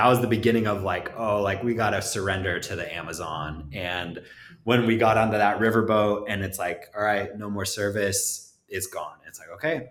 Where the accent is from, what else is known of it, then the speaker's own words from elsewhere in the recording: Los Angeles, California, United States; I'm from Los Angeles